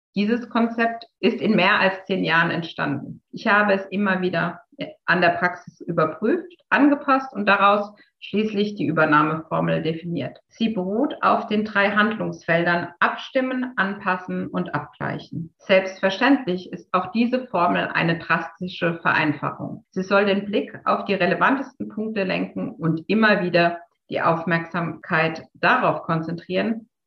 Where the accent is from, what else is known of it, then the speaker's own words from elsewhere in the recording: Heidelberg, Baden-Württemberg, Germany; Als gebürtige Heidelbergerin